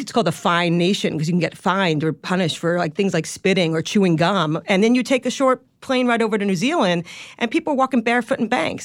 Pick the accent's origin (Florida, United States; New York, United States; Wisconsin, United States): New York, United States; Long Island; accent: Long Island; moved away; a sheltered Long Island kid